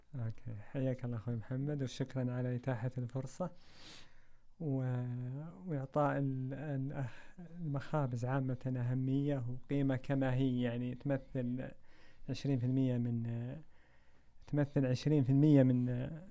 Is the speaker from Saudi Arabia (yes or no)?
yes; Saudi Arabia; احنا كسعوديين